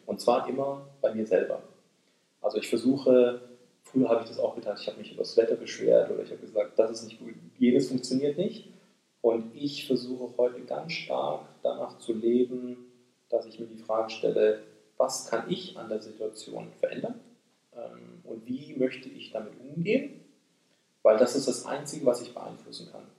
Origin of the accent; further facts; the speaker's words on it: Böblingen, Baden-Württemberg, Germany; moved away as an adult; also born or lived in Asia; now in Japan; ich bin Deutsch-Koreaner, äh, geboren im Großraum Stuttgart, äh, in Böblingen. Meine Eltern sind im Rahmen, äh, des Wiederaufbaus Deutschlands, äh, in den siebziger Jahren nach Deutschland gekommen. Ähm, dort bin ich zur Schule gegangen